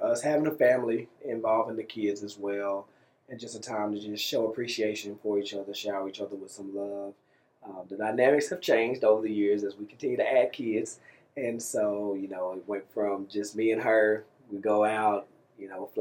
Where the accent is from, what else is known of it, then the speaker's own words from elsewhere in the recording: Waco, Texas, United States; I was from Waco